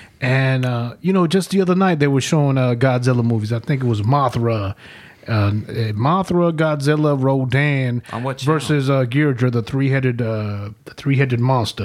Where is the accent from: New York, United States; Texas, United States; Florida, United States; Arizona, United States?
New York, United States; also born or lived in El Salvador; growing up in New York, obviously our family's from El Salvador.